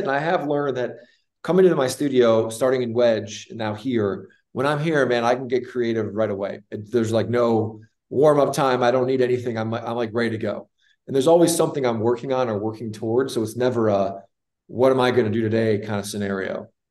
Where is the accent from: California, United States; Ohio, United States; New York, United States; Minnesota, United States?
Ohio, United States; Northeast; moved away as an adult; also born or lived in Chicago; now in Charlotte, United States; I grew up in Northeast Ohio, a very sheltered, normal, wonderful life